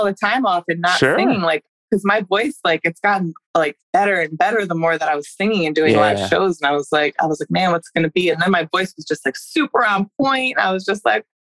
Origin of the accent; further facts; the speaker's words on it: Woodstock, New York, United States; I grew up in Woodstock, super liberal area.